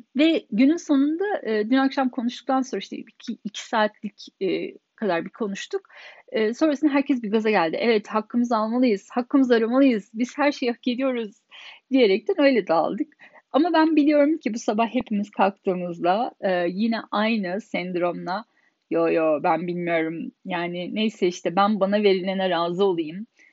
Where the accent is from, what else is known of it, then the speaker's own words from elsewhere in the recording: Turkey; moved away as an adult; now in Germany; 10 kişinin 9'u Alman, tek Türk benim ve burada doğup büyümedim. Almanca benim ana dilim değil.